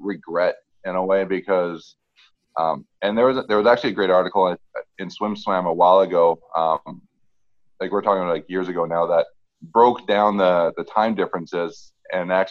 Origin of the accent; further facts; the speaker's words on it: Vancouver, British Columbia, Canada; I'm from Vancouver